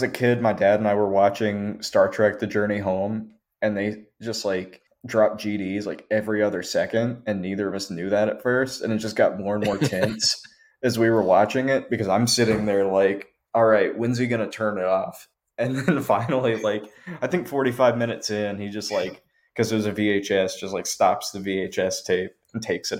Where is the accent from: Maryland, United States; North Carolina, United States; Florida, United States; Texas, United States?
North Carolina, United States; Asheville; So originally I'm from Asheville, North Carolina.